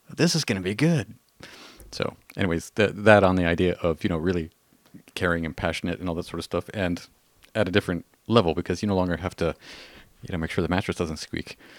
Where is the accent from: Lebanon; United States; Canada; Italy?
Canada; we're Canadian